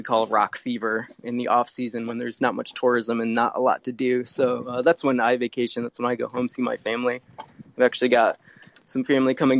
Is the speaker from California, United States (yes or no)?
no; Connecticut, United States; moved away; I grew up in Connecticut, and my family always had boats on Long Island Sound